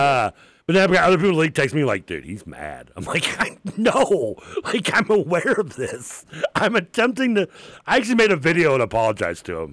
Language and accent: English; United States; born and raised here